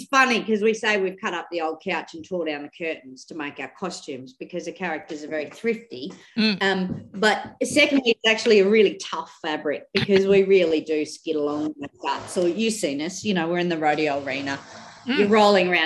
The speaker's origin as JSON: {"language": "English", "town": "Winton", "region": "Queensland", "country": "Australia"}